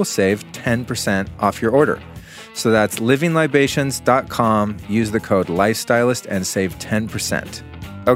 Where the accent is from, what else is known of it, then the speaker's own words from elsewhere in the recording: Aspen, Colorado, United States; moved away; lovely Aspen, Colorado. That's right, my hometown, the town in which I was conceived many moons ago